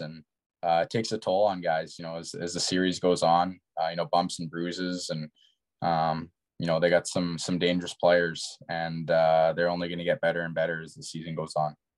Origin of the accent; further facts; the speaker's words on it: Kamloops, British Columbia, Canada; being in my hometown